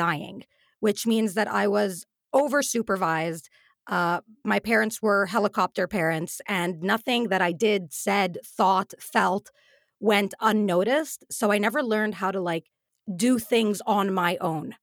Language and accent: English; United Arab Emirates; we grew up in the Emirates